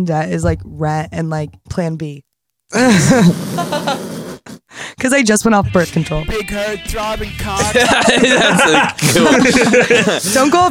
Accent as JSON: {"language": "English", "town": "Cheshire", "region": "Connecticut", "country": "United States", "tie": "born or raised there", "also_born_or_lived": "New York City", "moved": "yes", "lives_now": "Charleston, United States", "said": "I'm from Connecticut."}